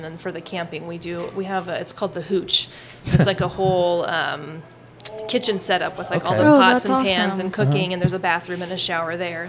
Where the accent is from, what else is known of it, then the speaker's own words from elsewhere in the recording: Boise, Idaho, United States; We both grew up in Boise.